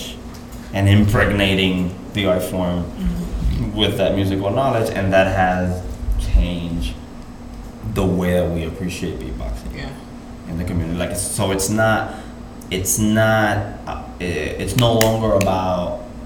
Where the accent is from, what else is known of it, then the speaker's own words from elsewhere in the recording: Puerto Rico; Puerto Rican artists, and in this case myself